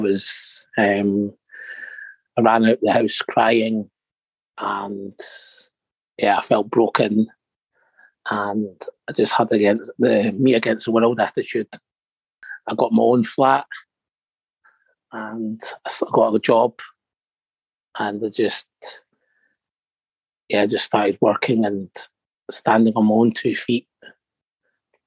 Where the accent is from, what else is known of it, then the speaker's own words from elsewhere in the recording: Edinburgh, Scotland, United Kingdom; also born or lived in Morocco; I grew up in Edinburgh